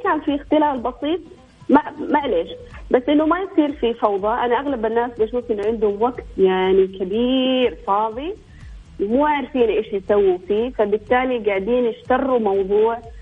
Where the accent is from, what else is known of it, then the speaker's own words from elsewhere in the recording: Eastern Province, Saudi Arabia; احنا عندنا في الشرقيه